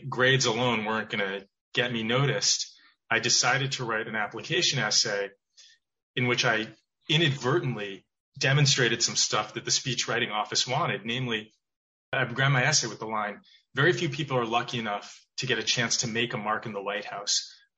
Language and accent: English; Weston, Massachusetts, United States; also born or lived in Providence, Rhode Island; I grew up outside of Boston, a town called Weston